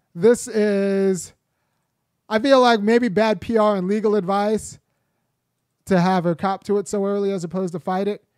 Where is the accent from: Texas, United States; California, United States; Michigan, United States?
California, United States; Los Angeles; I'm still American because I was born in Los Angeles